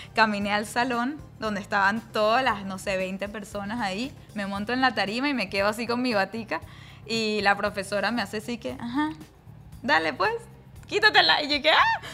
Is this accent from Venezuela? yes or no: yes; Venezuela; moved away as an adult; also born or lived in New York; now in United States; venía de Venezuela